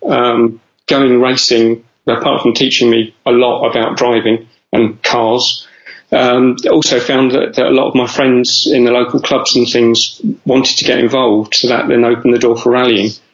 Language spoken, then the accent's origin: English; London, United Kingdom; I grew up in North London